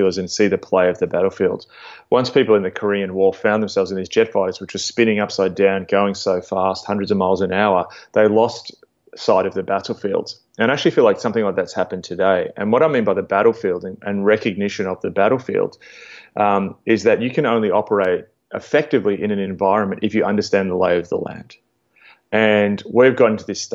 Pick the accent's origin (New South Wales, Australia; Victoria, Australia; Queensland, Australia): Victoria, Australia; Melbourne; as an Australian evangelical